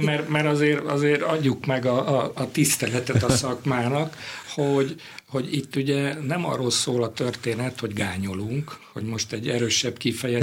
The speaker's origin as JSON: {"language": "Hungarian", "region": "Budapest", "country": "Hungary", "tie": "born or raised there"}